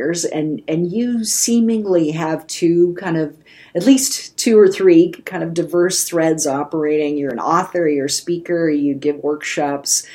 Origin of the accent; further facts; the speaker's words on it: Canada; now in Asheville, United States; I grew up in Canada